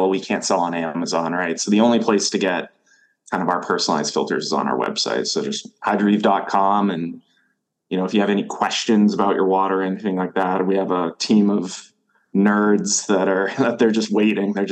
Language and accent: English; Maine, United States; So I moved back to Maine recently. I'm from Maine, moved away for a little over a decade, and now I'm back.